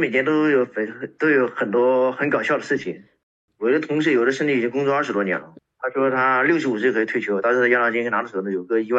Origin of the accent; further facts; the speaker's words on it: China; now in Denmark; 平常我都见不到别的中国人的，公司里面就我一个中国人。